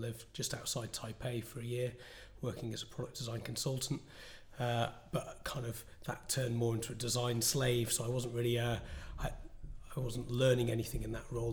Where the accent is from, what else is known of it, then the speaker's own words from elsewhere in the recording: the Northwest, North West England, United Kingdom; moved away; I'm from the Northwest originally